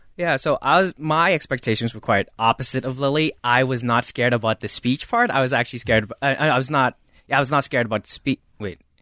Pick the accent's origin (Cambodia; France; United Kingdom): Cambodia; first language Khmer; English is a second language; moved away as an adult; I'm from Cambodia.